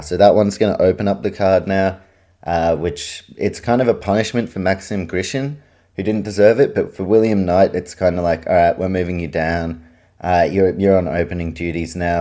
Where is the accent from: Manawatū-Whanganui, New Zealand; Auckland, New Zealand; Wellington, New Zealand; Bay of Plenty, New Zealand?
Auckland, New Zealand; moved away as an adult; now in Australia; I'm a Kiwi, I grew up in New Zealand, I've lived the second half of my life in Australia